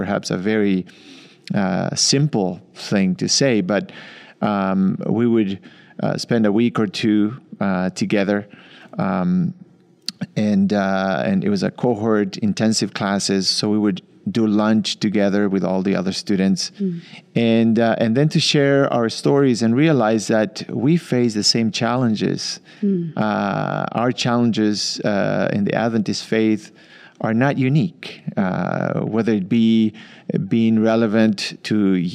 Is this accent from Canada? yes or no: no; Uruguay; moved away as an adult; also born or lived in Argentina / Michigan, United States; I grew up in Uruguay, South America, and grew up in the church